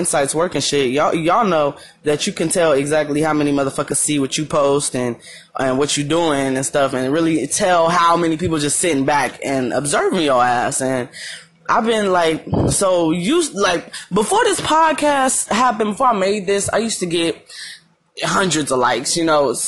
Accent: Madera, California, United States; moved away as an adult; now in Arizona, United States; people in my hometown

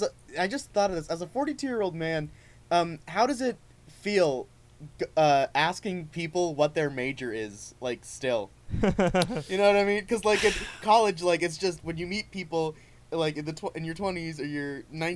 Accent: Lakeville, Massachusetts, United States; My hometown is famous for... Lakeville, Massachusetts.

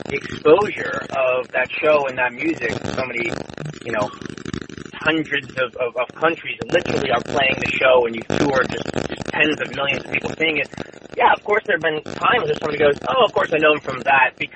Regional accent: San Diego, California, United States; I grew up in San Diego

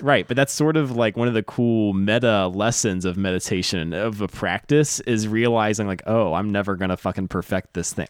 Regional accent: the South, United States; now in Los Angeles, United States; I'm from the South

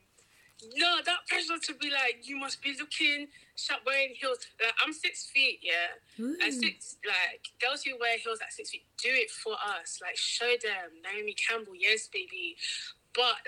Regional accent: United Kingdom; I'm Nigerian, born in Britain.

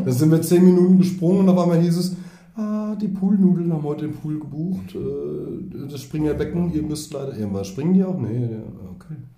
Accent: East Germany, Germany; wir kommen ja aus dem Osten, wir hatten wenig Geld

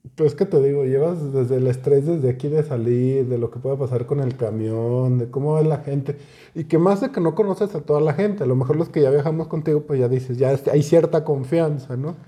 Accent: Zacatecas, Mexico; somos de Zacatecas

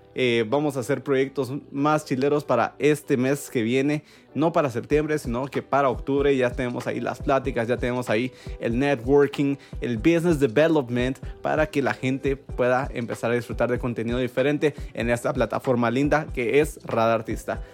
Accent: Guatemala; nosotros como guatemaltecos

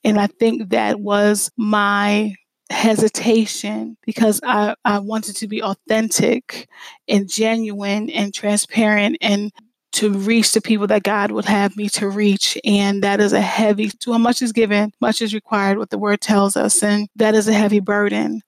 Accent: Lancaster, Pennsylvania, United States; moved away as an adult; I grew up in the Lancaster area

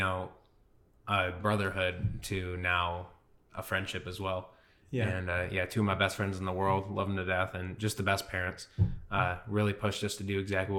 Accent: Adrian, Michigan, United States; moved away as an adult; also born or lived in Centerville, Michigan / Melbourne, Australia / Newcastle, Australia; now in Venice, Florida, United States; I'm originally born and raised in Adrian, Michigan, small town outside of Detroit

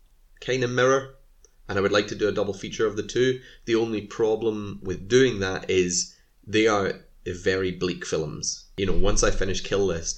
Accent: Scotland, United Kingdom; I am Scottish, so if anyone's wondering why I say film and not film, I don't know, that's just how we say it here.

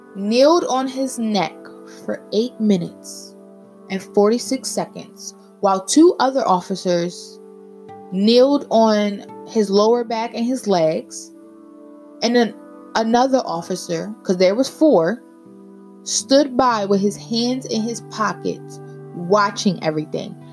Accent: United States; we face as African American people

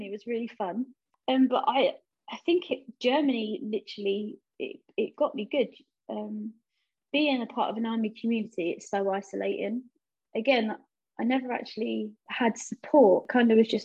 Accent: London, United Kingdom; I was raised in East London, in Bow, on a council estate

